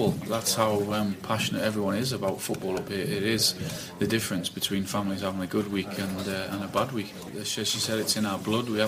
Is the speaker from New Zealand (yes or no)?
no; Newcastle upon Tyne, North East England, United Kingdom; I was born and bred in Newcastle. Brought up on a council estate.